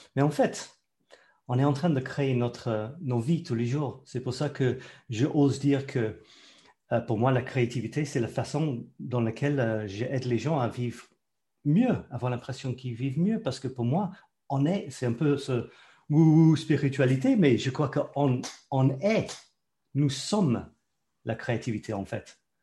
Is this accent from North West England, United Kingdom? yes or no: no; London, United Kingdom; French is a second language; moved away as an adult; also born or lived in Scotland; now in France; je suis né en Écosse. Je ne peux pas dire que je suis anglais. Je dois dire que je suis écossais. Mais à l'âge de deux ans, mes parents ont déménagé euh, vers Londres.